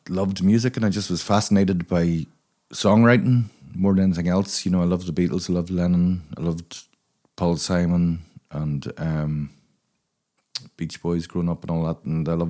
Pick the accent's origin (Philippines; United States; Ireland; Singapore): Ireland; Limerick, Munster; also born or lived in Craigavon / Dundalk / Belfast; Well, I was born in Limerick, and I lived in all the best places in Ireland, like Craigavon, Limerick, Dundalk in the 80s, Belfast during the Troubles, so it's all the scenic spots.